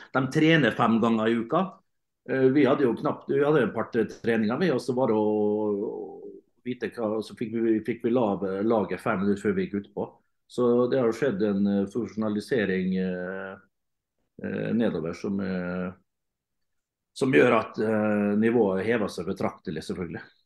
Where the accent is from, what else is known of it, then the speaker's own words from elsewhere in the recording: Møre og Romsdal, Norway; som romsdaling